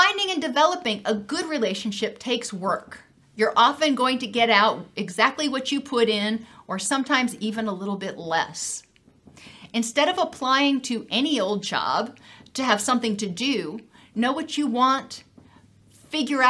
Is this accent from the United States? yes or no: yes; Gainesville, Florida, United States; I'm from Gainesville.